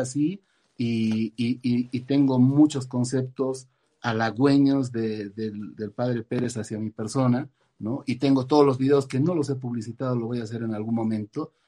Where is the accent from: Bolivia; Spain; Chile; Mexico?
Bolivia; moved away as an adult; also born or lived in United States / Argentina; salí de, salí de Bolivia, me fui a vivir a Estados Unidos y posteriormente a la Argentina